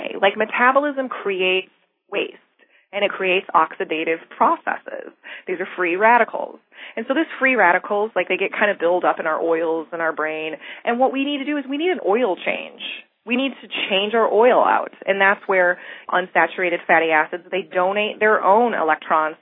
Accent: Michigan, United States; moved away; I'm originally from Michigan, and I remember when I was growing up that it was freezing all the time in the winter

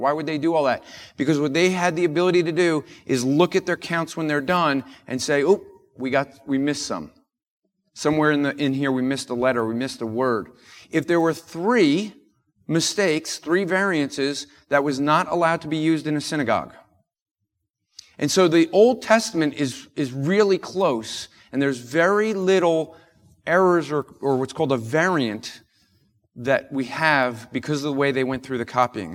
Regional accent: New Jersey, United States; I'm from New York, uh, and so, or from New Jersey

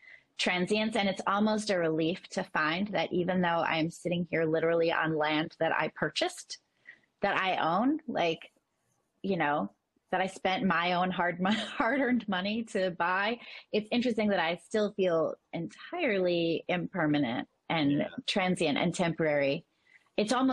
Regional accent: Northeast, United States; I'm from the Northeast.

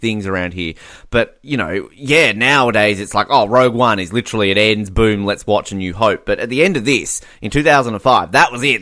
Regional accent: Australia

